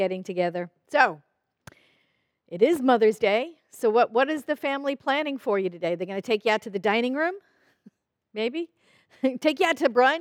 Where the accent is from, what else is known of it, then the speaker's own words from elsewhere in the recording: New York City, New York, United States; I grew up in New York City